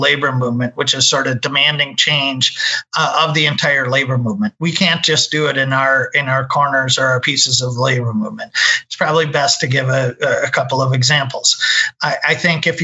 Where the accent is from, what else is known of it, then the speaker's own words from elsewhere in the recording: Minnesota, United States; I'm from Minnesota, so that's kind of where I got my start